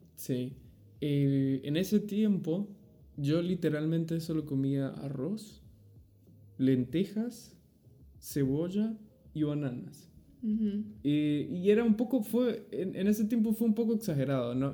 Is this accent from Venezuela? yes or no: yes; Venezuela; moved away; also born or lived in Argentina; de Venezuela